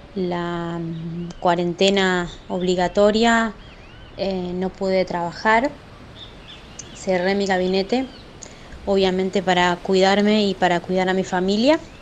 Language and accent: Spanish; Chivilcoy, Buenos Aires Province, Argentina; pertenecemos a Chivilcoy, somos de Chivilcoy.